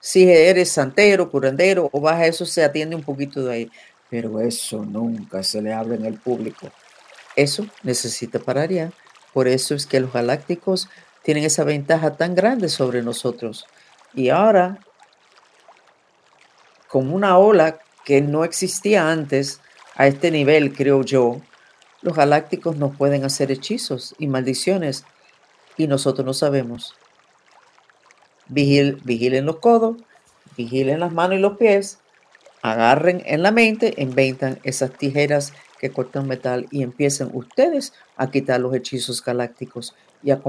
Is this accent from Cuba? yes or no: yes; Cuba; soy cubana, especialista en todas las habilidades psíquicas muy desarrollado